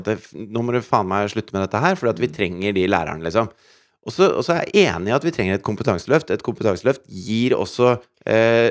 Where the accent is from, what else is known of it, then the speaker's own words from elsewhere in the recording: Asker, Akershus, Norway; jeg kommer fra Asker